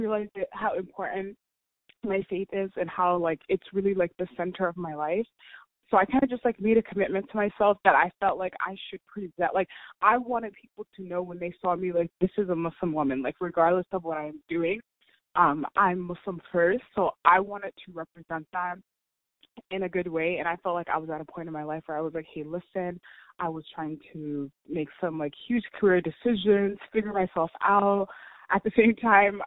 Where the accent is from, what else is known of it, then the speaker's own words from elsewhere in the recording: United States; I was born and raised here in America